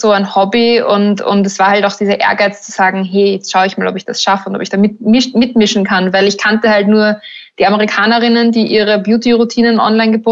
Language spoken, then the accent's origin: German; Burgenland, Austria; now in Berlin, Germany; okay, ich komme aus dem Burgenland, ich lebe irgendwo am Land